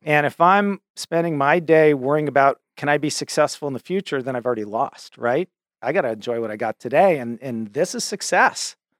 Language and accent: English; Cambridge, Massachusetts, United States; I grew up in Cambridge, Massachusetts, which is, you know, the home of Harvard University